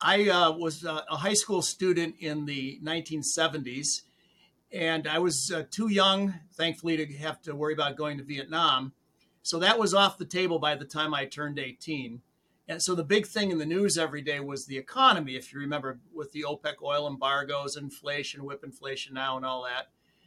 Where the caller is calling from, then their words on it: Sterling, Massachusetts, United States; My home in Sterling, Massachusetts, about center of the state.